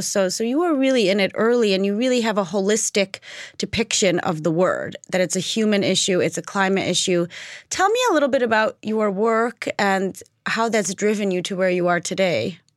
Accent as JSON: {"language": "English", "country": "United States", "said": "as an American"}